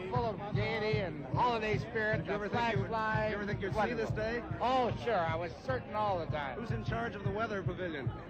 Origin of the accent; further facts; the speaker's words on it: Yorkton, Saskatchewan, Canada; from Yorkton, Saskatchewan. That's out west.